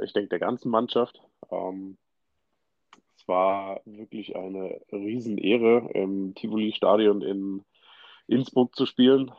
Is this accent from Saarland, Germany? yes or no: yes; Saarland, Germany; geboren, aufgewachsen bin ich im Saarland, genauer gesagt so in der Saluja-Ecke